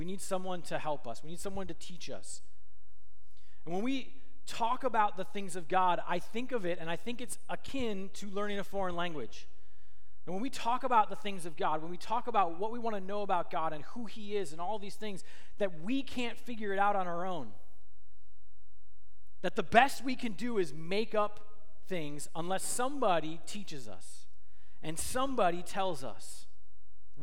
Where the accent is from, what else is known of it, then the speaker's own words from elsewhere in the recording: Minnesota, United States; I grew up in Minnesota, which is right next to Canada